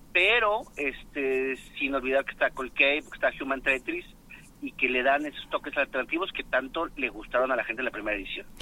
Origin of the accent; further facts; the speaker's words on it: Guadalajara, Jalisco, Mexico; los que somos tapatíos